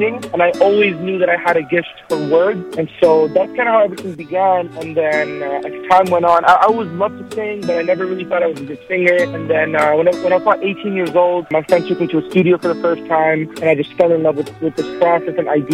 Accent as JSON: {"language": "English", "country": "Canada", "tie": "born or raised there", "said": "I'm Iraqi by background, but I've done most of my growing up in Canada"}